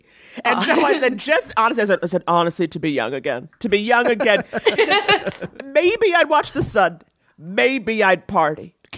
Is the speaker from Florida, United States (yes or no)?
no; New York City, New York, United States; I'm from New York, like born and raised in New York City